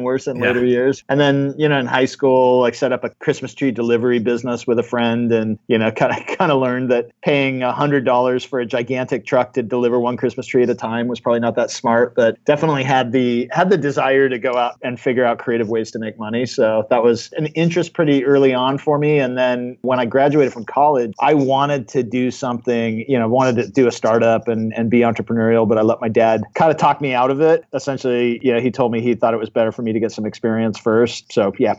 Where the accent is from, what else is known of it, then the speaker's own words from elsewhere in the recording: Southern California, United States; moved away as an adult; also born or lived in Australia; So I grew up in Southern California. I've kind of lived all over the world since that, but I've moved back to Southern California a few years ago